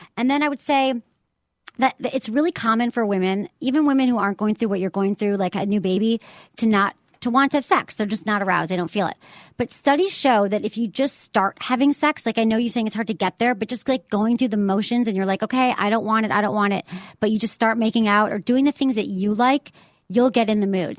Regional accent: Michigan, United States; now in San Francisco, United States; I am very much a Michigan person

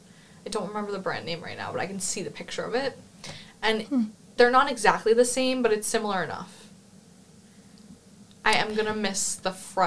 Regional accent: New York, United States; moved away as an adult; now in Cork, Ireland; I'm from New York studying here

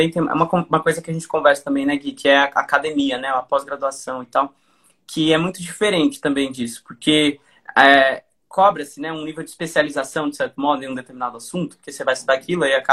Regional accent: Portugal; Você que fala português é um dicionário ambulante, eu que sou português, você é um Aurélio

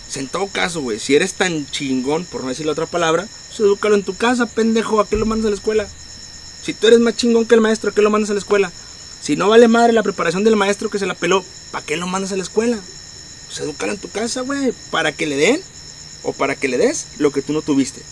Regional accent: Monterrey, Nuevo León, Mexico; nosotros como regios

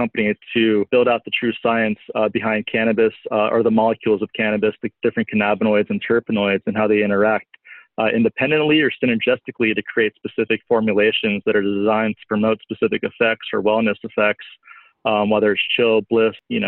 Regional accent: Southern California, United States; moved away as an adult; also born or lived in Colorado; I grew up in California, Southern California, and in 2008, I moved to Colorado

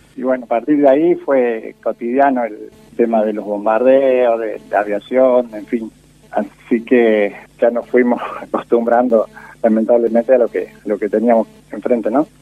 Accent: rural southeast Córdoba, Argentina; also born or lived in Calchaquí, Santa Fe; now in Justiniano Posse, Argentina; nos vinimos para la zona rural en sudeste de Córdoba. Y fui creciendo en zonas rurales

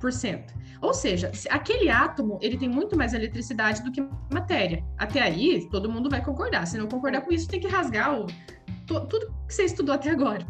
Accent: Paraná, Brazil; moved away as an adult; now in Pistoia, Italy; Eu sou do Brasil, eu sou do sul do Brasil, eu sou da, do Paraná

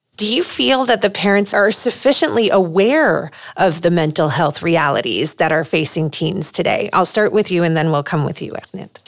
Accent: Lebanon; moved away as an adult; originally I'm from Lebanon

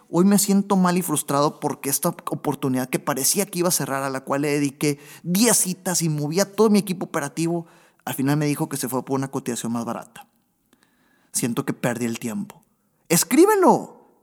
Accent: Monterrey, Nuevo León, Mexico; Monterrey, Nuevo León, de donde yo soy, donde estoy ahorita grabando precisamente

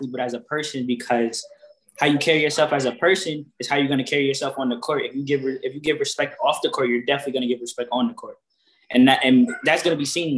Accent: Waterbury, Connecticut, United States; I grew up in Waterbury, Connecticut.

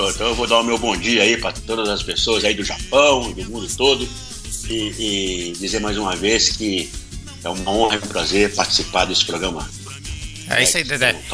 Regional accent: Belo Horizonte, Minas Gerais, Brazil; born there; moved away; É, eu comecei nos anos 80, eu saí de Minas Gerais, em Belo Horizonte, a terra que eu nasci, né?

